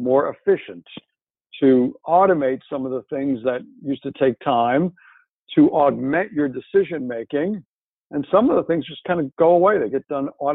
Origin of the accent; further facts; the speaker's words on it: France; moved away; my hometown in France